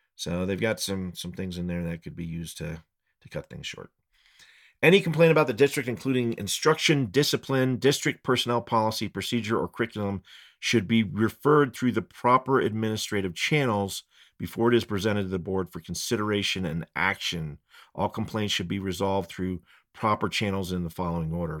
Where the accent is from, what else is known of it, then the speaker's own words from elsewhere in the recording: Fort Collins, Colorado, United States; now in Estes Park, United States; I grew up skateboarding down in Fort Collins